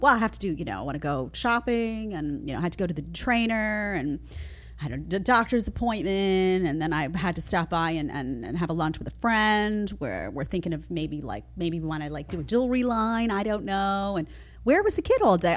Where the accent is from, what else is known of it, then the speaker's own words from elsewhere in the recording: New York City, New York, United States; I grew up in Staten Island, you know, outside of New York and Brooklyn